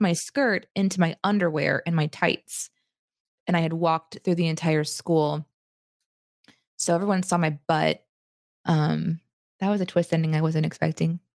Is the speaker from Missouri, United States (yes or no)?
yes; Springfield, Missouri, United States; Springfield, which is where I grew up